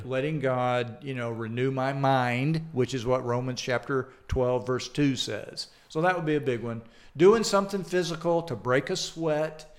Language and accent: English; Atlanta, Georgia, United States; accent: Southern; now in Des Moines, United States; I grew up in Atlanta, Georgia